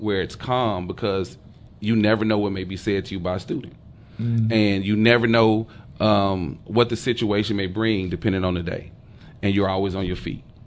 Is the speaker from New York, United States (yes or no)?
no; Dallas, Texas, United States; growing up in Oak Cliff